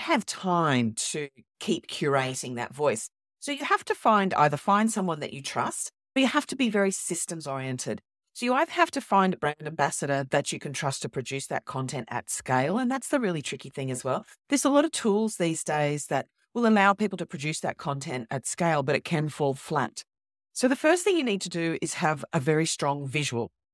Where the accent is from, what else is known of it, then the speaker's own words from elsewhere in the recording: Australia; I'm actually Australian